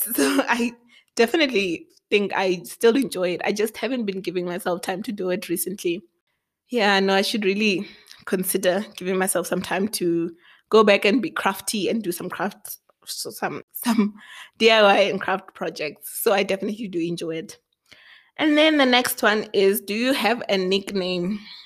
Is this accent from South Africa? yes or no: yes; Thohoyandou, Limpopo, South Africa; moved away as an adult; also born or lived in Matangari (birthplace); now in Pretoria, South Africa; I grew up in Limpopo